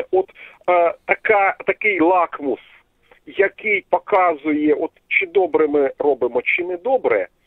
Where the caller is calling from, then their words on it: Kharkiv, Kharkiv Oblast, Ukraine; Е, добрий вечір, Сергій Іванович. Е, ваш постійний глядач … місто Харків.